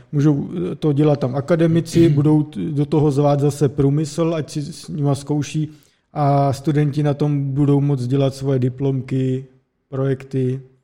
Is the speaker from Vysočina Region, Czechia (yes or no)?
yes; Vysočina Region, Czechia; pocházíme z Vysočiny a mám příbuzný třeba na vesnici